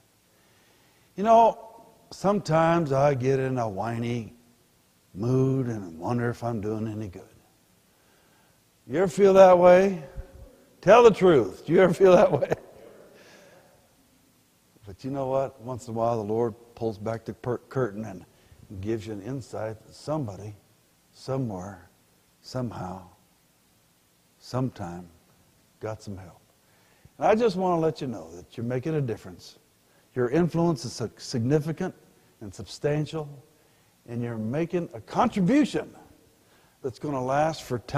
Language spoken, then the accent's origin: English; Pueblo, Colorado, United States; also born or lived in Denver, Colorado; I was born in Denver but grew up in Pueblo